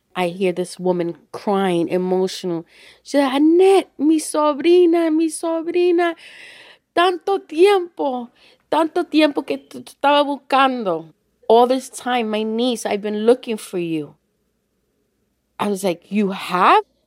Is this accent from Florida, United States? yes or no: no; New York City, New York, United States; I grew up in the Bronx